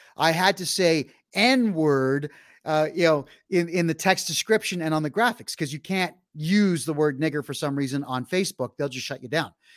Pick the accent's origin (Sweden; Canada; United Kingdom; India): Canada; Mississauga, Ontario; In the city of Mississauga, which is to the west of Toronto, that's my hometown